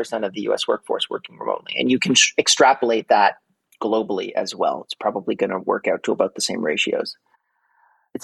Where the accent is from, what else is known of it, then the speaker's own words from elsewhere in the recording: Montreal, Quebec, Canada; Montreal, Canada, which is my hometown